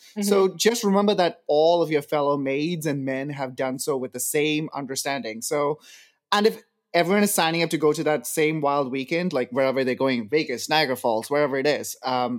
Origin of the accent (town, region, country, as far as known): India; now in Canada